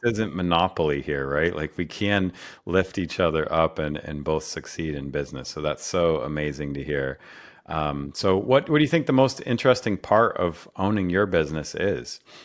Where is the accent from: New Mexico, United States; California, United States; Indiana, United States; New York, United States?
New York, United States; Rochester; I grew up in Rochester